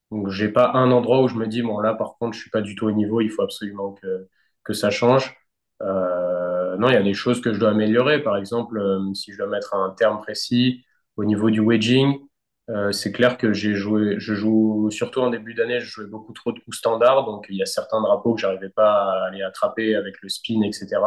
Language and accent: French; France; c'est le Graal à, à, gagner en tant que Français.